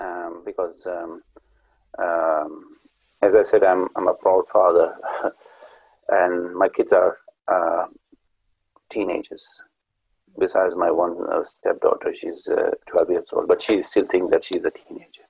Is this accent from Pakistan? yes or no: yes; Pakistan; moved away as an adult; I came from Pakistan